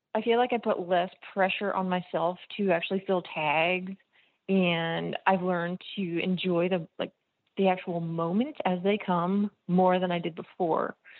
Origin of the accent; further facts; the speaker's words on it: New Jersey, United States; I grew up in New Jersey